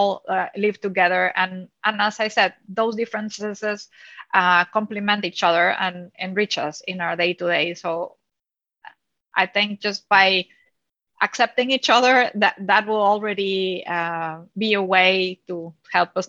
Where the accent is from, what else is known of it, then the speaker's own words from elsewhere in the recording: Mexico; moved away as an adult; now in Netherlands; born and raised in Mexico, I'm an only child.